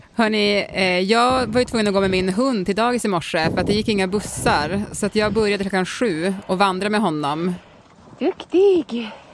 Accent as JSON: {"language": "Swedish", "region": "Norrbotten County", "country": "Sweden", "said": "jag är ju från Norrbotten där det snöar väldigt mycket"}